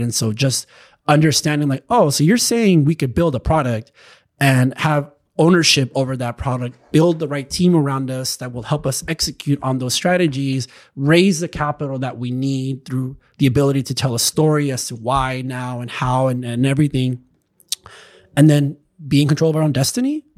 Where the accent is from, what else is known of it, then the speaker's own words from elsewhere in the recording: Chula Vista, California, United States; now in Los Angeles, United States; where I grew up in Chula Vista